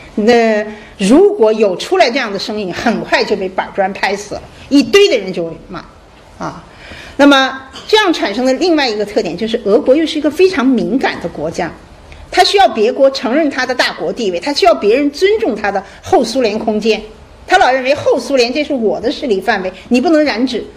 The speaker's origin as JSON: {"language": "Chinese", "country": "China", "said": "我们中国人这边"}